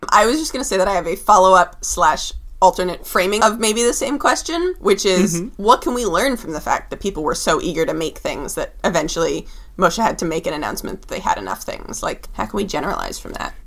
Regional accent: Seattle, Washington, United States; also born or lived in California; I lived in Seattle from the time I was nine until the time I was 17. I basically consider it my hometown

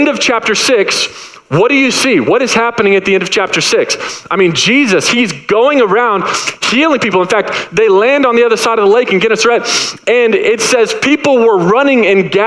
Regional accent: Dallas, Texas, United States; moved away; I'm from Dallas

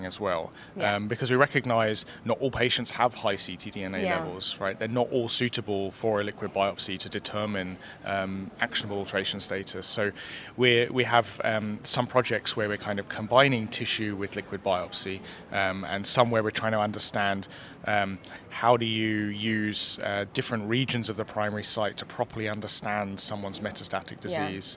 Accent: London, United Kingdom; accent: British; moved away as an adult; also born or lived in Oxford / New Zealand; now in Vancouver, Canada; I was born in London

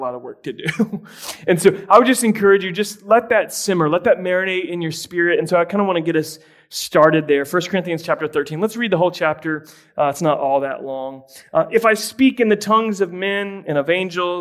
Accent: Tampa, Florida, United States; I grew up in the Tampa Bay area

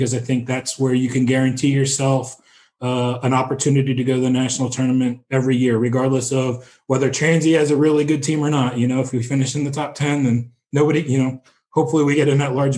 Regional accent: East Coast, United States; moved away as an adult; now in Terre Haute, United States; I grew up on the East Coast.

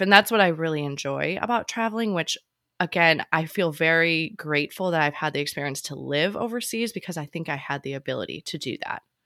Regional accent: Chicago, Illinois, United States; moved away as an adult; also born or lived in Hawaii / Virginia Beach / Seattle / Sicily; growing up in Chicago

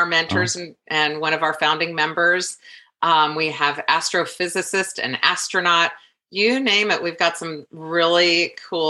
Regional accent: Des Moines, Iowa, United States; now in New York, United States; I'm from Iowa.

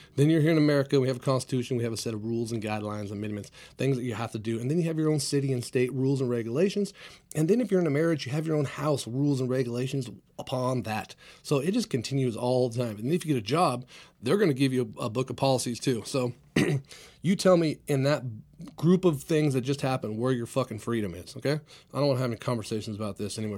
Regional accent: Clovis, California, United States; also born or lived in San Jose, California; my hometown here, Clovis, California

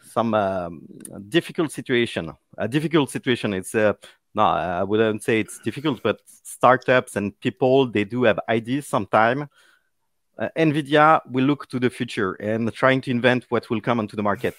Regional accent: Paris, Île-de-France, France; English is a second language; people will notice my accent, uh, well, I'm from Paris

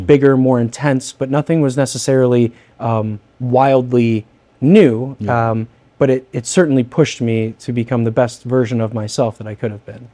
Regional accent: Northern Indiana, United States; also born or lived in Fort Bragg, North Carolina; I'm from Northern Indiana.

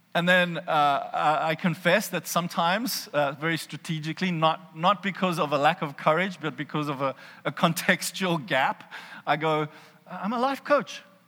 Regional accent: South Africa; accent: South African; I hear a South African accent in my head

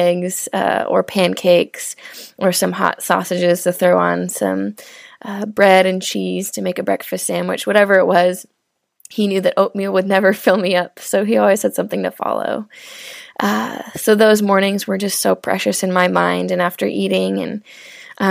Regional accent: Seattle, Washington, United States; I grew up in Seattle, Washington

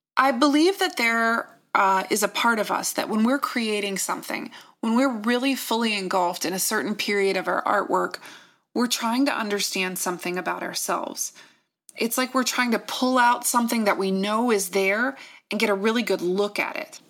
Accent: Virginia, United States; I'm from Virginia

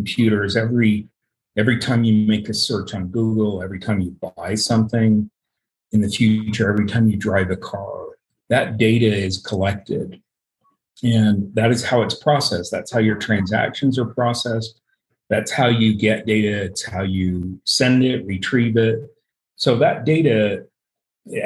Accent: Utah, United States; I grew up here in Utah and I've lived here my entire life.

